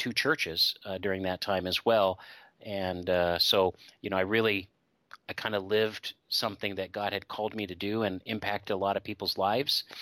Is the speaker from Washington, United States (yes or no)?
yes; Seattle, Washington, United States; moved away; I grew up in the Seattle, Washington area